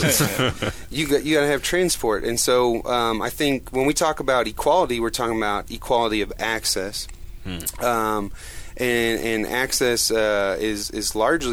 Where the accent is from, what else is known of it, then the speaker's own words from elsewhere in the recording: Edmond, Oklahoma, United States; where we grew up in Edmond